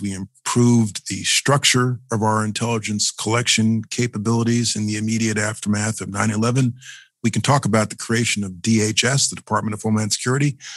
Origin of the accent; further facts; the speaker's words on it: New York City, New York, United States; As a New Yorker, as a former assistant from the Southern District